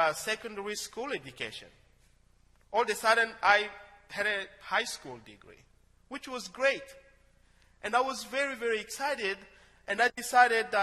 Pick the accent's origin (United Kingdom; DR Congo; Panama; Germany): DR Congo; moved away as an adult; now in United States; In my hometown, one of the businesses there is digging for gold. As surprising as it sounds, Congo has so many mineral resources